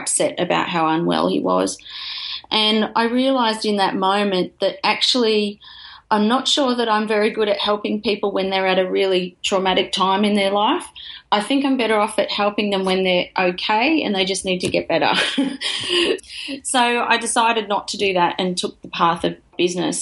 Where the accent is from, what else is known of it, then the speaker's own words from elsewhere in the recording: Lismore, New South Wales, Australia; I grew up in Lismore in northern New South Wales.